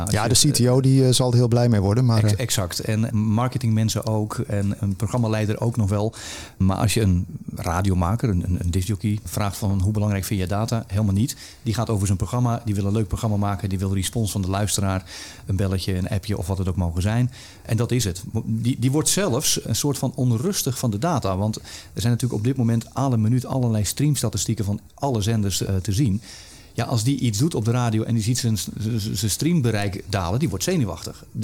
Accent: Netherlands; zolang er goede content of merendeels van de content gewoon gratis te krijgen is, gaan wij als Nederlanders niet betalen.

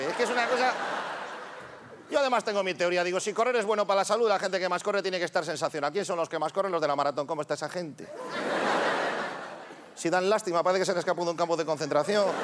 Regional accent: Ponferrada, Castile and León, Spain; Le dije, yo soy de Ponferrada.

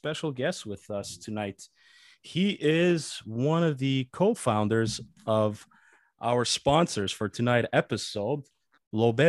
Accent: Quebec, Canada; the culture that most of us grew up in, which is the province of Quebec

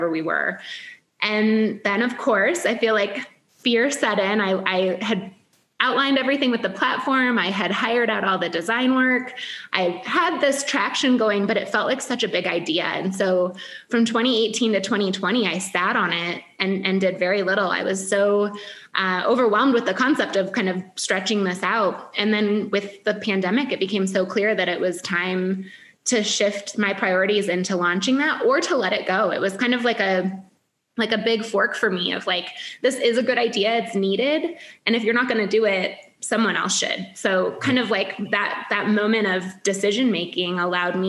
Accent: Michigan, United States; moved away as an adult; now in Chicago, United States; I'm from the Midwest originally. I grew up in Michigan. I moved to Chicago, 20 years old

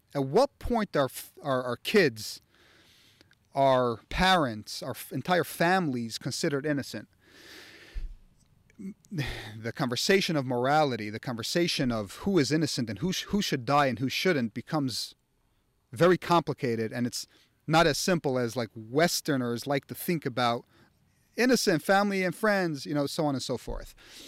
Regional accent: United States; I, just like everyone else, was indoctrinated over time growing up in America by politics and theory of morality and war

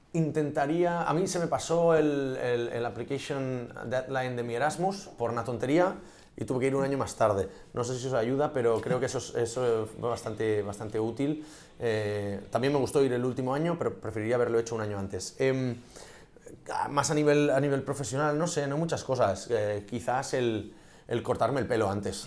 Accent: Catalonia, Spain; also born or lived in Munich; Soy un catalán preñado

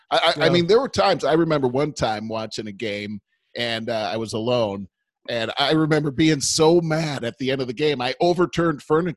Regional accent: Cleveland, Ohio, United States; because we're both from Cleveland.

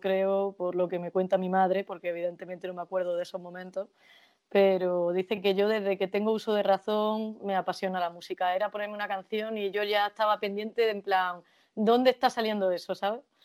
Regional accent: Jaén, Andalusia, Spain; moved away as an adult; also born or lived in Guadalajara / Alcalá de Henares; now in Madrid, Spain; la tierra en la que he nacido y la que he crecido hasta, hasta que me tuve que ir por trabajo

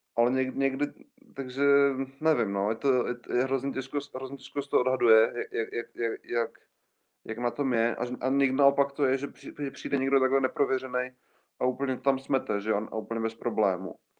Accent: Czechia

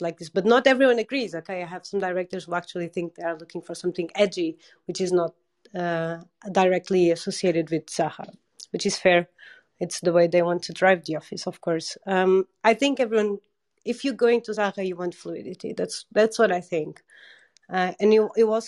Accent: Portugal; moved away; I'm from Portugal

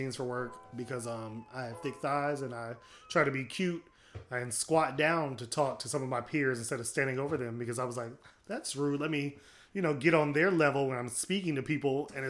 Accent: United States; When I think of Africa, unfortunately, because I'm an American

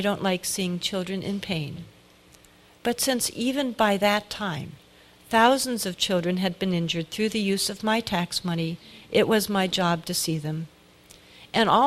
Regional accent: United States

